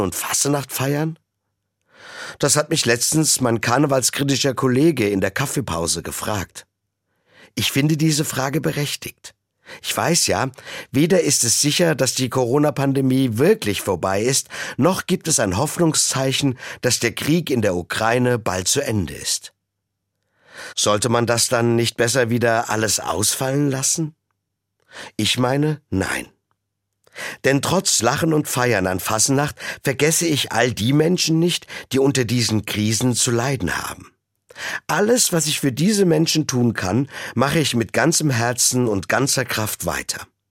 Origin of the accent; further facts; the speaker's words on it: Rhineland, Germany; Als waschechter Rheinländer